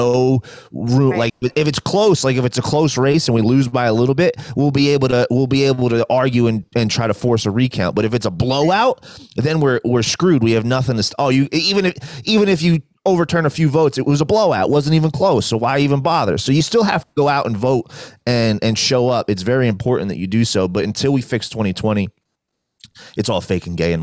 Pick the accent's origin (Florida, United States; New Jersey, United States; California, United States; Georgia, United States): New Jersey, United States; moved away; I'm from New Jersey. It's where I grew up, born and raised, lived there a majority of my life